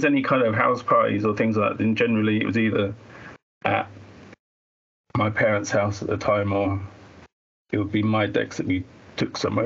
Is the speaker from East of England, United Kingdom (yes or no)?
yes; Colchester, East of England, United Kingdom; moved away as an adult; now in Liverpool, United Kingdom; my hometown is Colchester